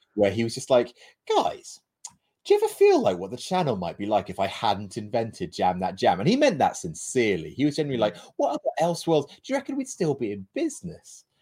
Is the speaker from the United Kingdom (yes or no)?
yes; United Kingdom; we're British